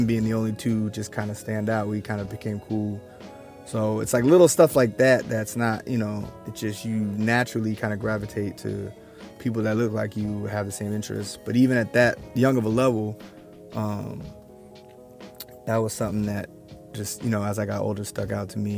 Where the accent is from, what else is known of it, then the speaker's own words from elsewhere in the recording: Olympia, Washington, United States; also born or lived in Tacoma, Washington; now in Portland, United States; I grew up in Olympia, the capital city